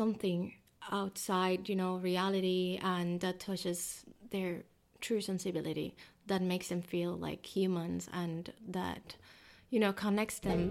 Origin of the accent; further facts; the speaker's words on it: Cuba; moved away as an adult; now in Miami, United States; I'm from Cuba, so I just came like 3 years ago here to Miami